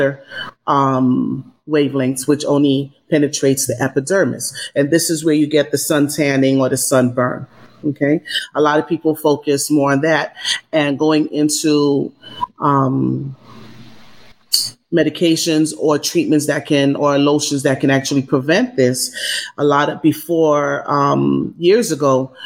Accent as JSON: {"language": "English", "region": "New York", "country": "United States", "moved": "yes", "lives_now": "Los Angeles, United States", "said": "I'm a New Yorker originally"}